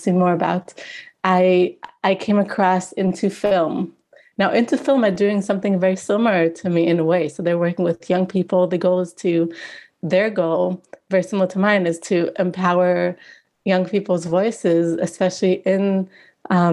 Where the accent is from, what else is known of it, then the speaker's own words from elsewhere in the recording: Israel; moved away as an adult; now in Edinburgh, United Kingdom; I'm originally from Israel and currently I'm doing my PhD at the University of Edinburgh in Scotland